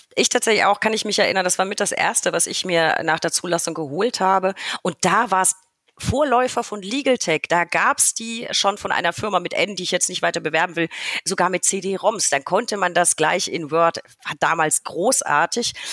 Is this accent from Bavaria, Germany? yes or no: yes; Franconia, Bavaria, Germany; Ich komme ja aus Franken